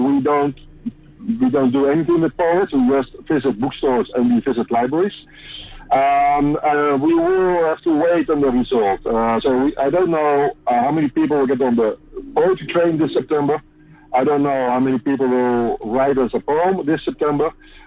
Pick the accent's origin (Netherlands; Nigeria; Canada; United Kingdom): Netherlands; I'm from the Netherlands